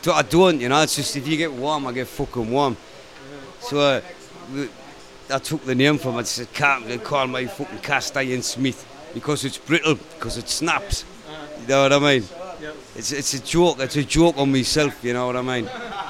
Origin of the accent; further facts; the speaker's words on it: Sunderland, North East England, United Kingdom; in my hometown, in Sunderland, back in England